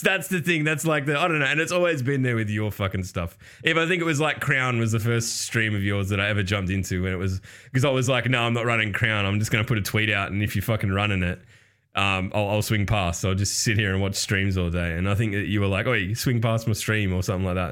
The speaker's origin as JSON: {"language": "English", "country": "Australia", "said": "I'm Australian"}